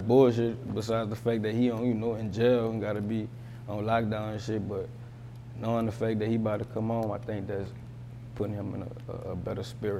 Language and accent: English; United States; I'm from Uptown, man.